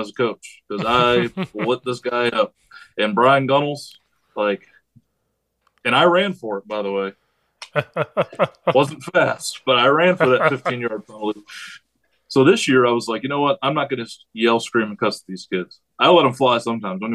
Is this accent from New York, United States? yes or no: yes; New York, United States; moved away; I'm from New York